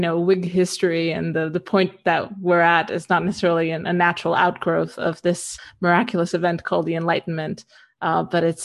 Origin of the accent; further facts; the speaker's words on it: Romania; moved away as an adult; also born or lived in the West; I grew up in Eastern Europe. I lived here until I was about 18, and then I moved to the West